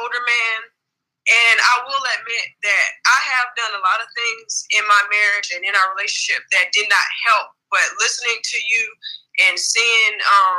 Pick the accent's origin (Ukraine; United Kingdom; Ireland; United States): United States; Los Angeles, California; now in Wilmington, United States; I'm originally from Los Angeles, California, but I reside in Wilmington, North Carolina.